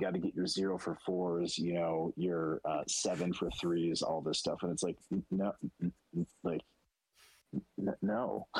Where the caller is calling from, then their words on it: Kansas, United States; I'm calling from Kansas.